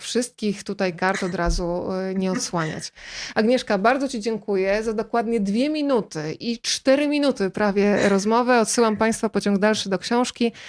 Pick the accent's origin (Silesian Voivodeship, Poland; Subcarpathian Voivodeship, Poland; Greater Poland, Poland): Subcarpathian Voivodeship, Poland; Rzeszów; ja też jestem z Podkarpacia, z Rzeszowa